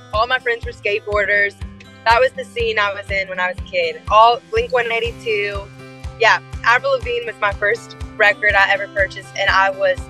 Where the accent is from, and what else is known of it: Lafayette, Louisiana, United States; born or raised there; also born or lived in Lake Charles, Louisiana / Baton Rouge, Louisiana